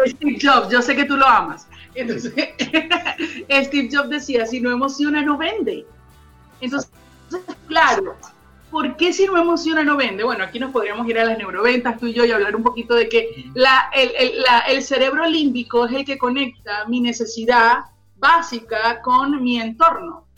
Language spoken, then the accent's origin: Spanish; Venezuela; now in Chile; mostrar un poquito de ese sabor venezolano a todos nuestros amigos chilenos